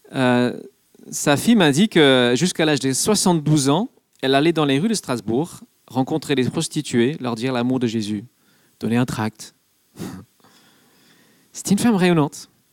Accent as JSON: {"language": "French", "region": "England", "country": "United Kingdom", "moved": "yes", "lives_now": "France", "said": "je suis anglais"}